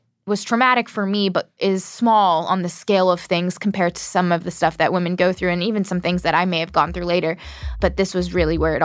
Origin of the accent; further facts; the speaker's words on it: United States; I'm from America.